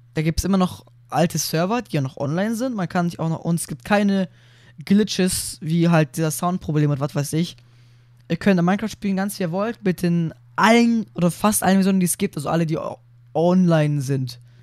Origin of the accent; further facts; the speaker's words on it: Germany; bei uns in Deutschland